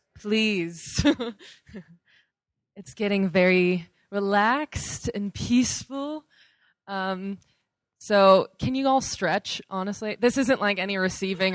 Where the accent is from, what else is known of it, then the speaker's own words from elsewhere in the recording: California, United States; moved away; I'm from California